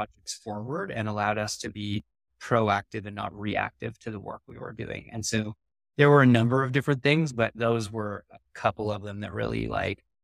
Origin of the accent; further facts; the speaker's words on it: Vancouver, British Columbia, Canada; I'm from Vancouver